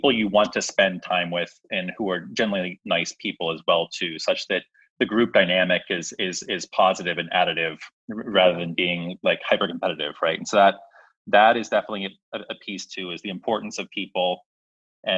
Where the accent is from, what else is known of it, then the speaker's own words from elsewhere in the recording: Pittsburgh, Pennsylvania, United States; moved away as an adult; also born or lived in Philadelphia; I'm originally from Pittsburgh. So born and raised in Pittsburgh here.